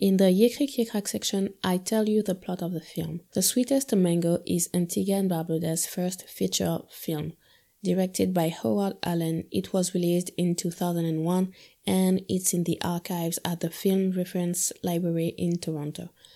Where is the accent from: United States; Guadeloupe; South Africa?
Guadeloupe; moved away as an adult; now in Paris, France; I was born and raised in Guadeloupe, a French Caribbean island. Then I moved to Paris when I was twenty, and this is where I still live today